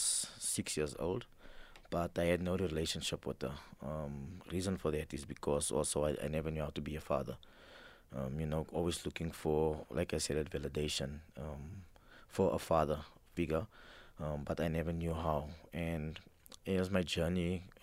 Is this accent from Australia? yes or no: no; Johannesburg, Gauteng, South Africa; I grew up in El Dorado Park